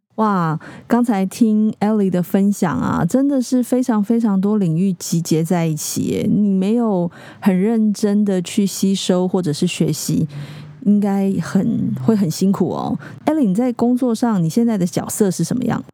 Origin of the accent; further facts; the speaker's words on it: Keelung, Taiwan; 我是基隆人